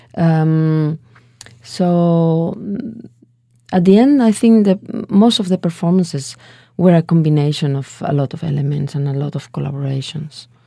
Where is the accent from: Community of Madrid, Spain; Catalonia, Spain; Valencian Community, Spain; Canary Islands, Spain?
Valencian Community, Spain; Valencia; English is a second language; I was born in Valencia. It's a little bit uh, middle south in Spain on the coast